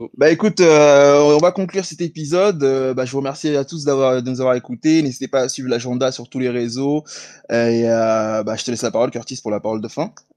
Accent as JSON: {"language": "French", "town": "Paris", "region": "Île-de-France", "country": "France", "said": "ici à Paris, puisqu'on est parisien"}